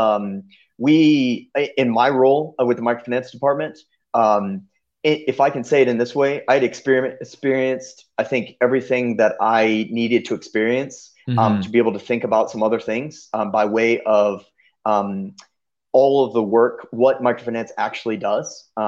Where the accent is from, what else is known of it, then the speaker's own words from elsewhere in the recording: Kenya; You know, growing up in Kenya, we never got to come down here and visit.